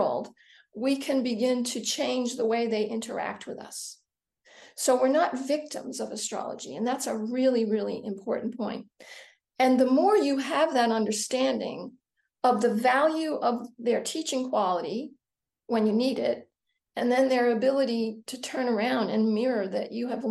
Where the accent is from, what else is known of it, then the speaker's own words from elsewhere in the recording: the New York area, United States; I grew up in the New York area, so I spent time in New York City as a teenager and as a young woman